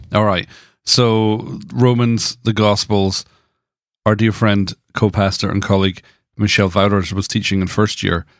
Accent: Dundee, Scotland, United Kingdom; Growing up in the Brethrenhood in Dundee

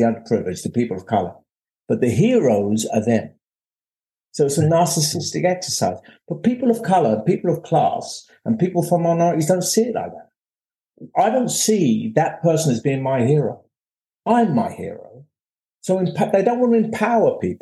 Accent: London, United Kingdom; I came from Bethnal Green

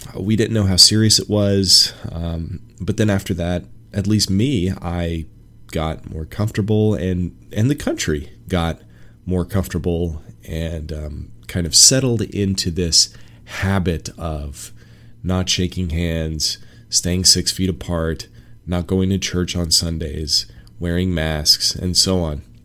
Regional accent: Washington, United States; moved away as an adult; I left my home in Washington State in smack dab in the middle of the pandemic

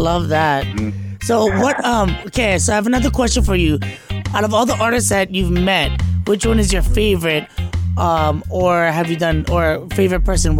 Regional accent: Honokaa, Hawaii, United States; You know, I'm from Big Island too. I'm from Honoka'a side.

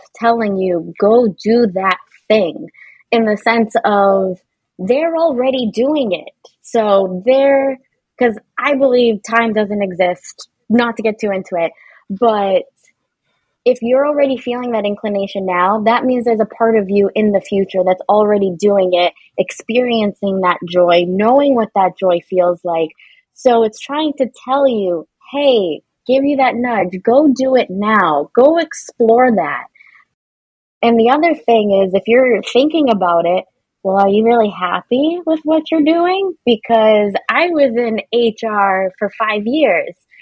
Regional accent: Boston, Massachusetts, United States; I'm from Boston and it's a thing here

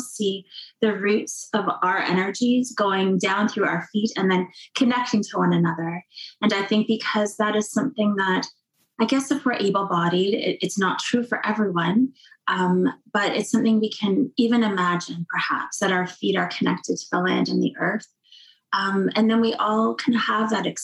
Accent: Cape Croker First Nation, Ontario, Canada; I'm from Cape Croker First Nation

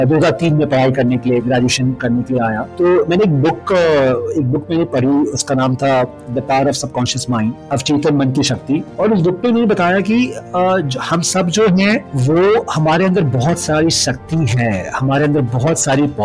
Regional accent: Bokaro, Jharkhand, India; मैं झारखंड से आता हूँ मेरे जो मेरा बर्थ प्लेस था वो बोकारो से सिटी है

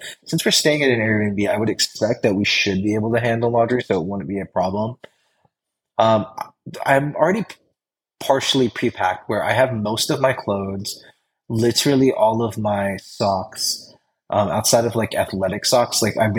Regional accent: Philippines; Like I'm Filipino. I love Hawaiian food. I love Filipino food.

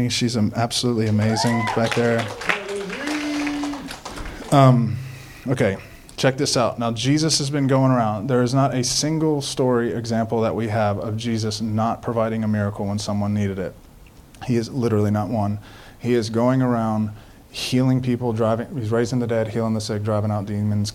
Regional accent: Baton Rouge, Louisiana, United States; I'm born and raised in Baton Rouge

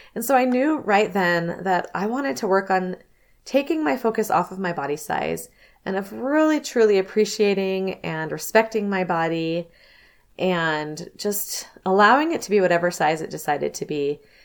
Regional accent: Southern California, United States; I grew up in Southern California

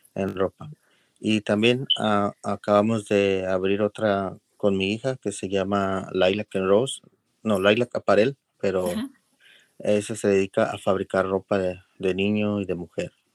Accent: León, Guanajuato, Mexico; now in Los Angeles, United States; soy mexicano de León, Guanajuato

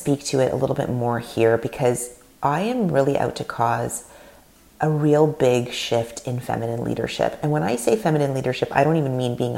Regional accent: Canada; first language Russian; English is a second language; My parents are Russian. They came from Russia in the late 70s. I was born in Canada, first generation. My mother tongue is Russian.

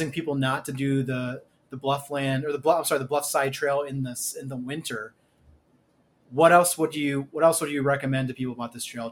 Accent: Missouri, United States; now in Minnesota, United States; my home state, Missouri

